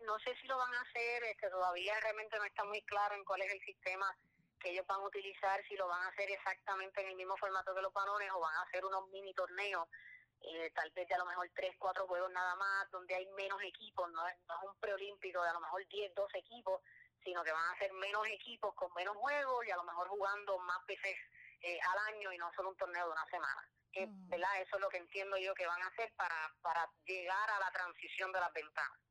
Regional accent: San Juan, Puerto Rico; yo soy de San Juan

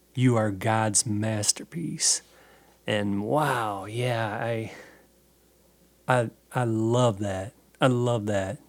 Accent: Norwalk, United States; my hometown in Norwalk

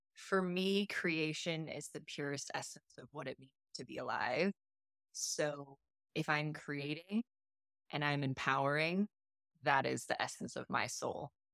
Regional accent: Las Vegas, Nevada, United States; moved away; I'm from Las Vegas

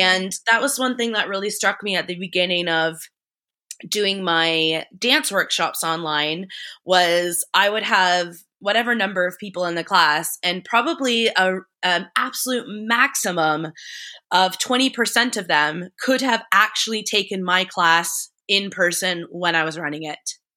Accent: Paris, Ontario, Canada; moved away as an adult; also born or lived in London; now in Paris, Canada; we're in my hometown now

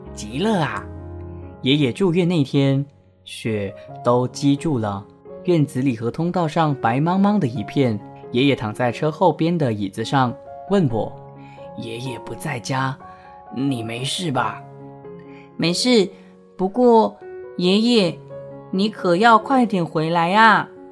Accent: Penang, Malaysia; now in Kuala Lumpur, Malaysia; 从我老家槟城呢寄到来吉隆坡给我

